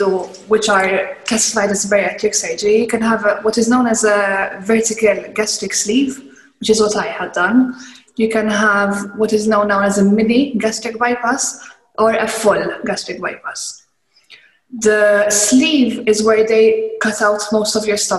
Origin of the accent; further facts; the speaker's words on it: Malta; I'm from Malta. We have big families